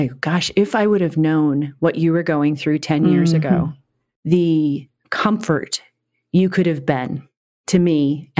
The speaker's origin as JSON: {"language": "English", "town": "Phoenix", "region": "Arizona", "country": "United States", "tie": "born or raised there", "moved": "yes", "lives_now": "San Diego, United States", "said": "where we grew up in Phoenix, Arizona, is the hottest place, I think, on this entire planet."}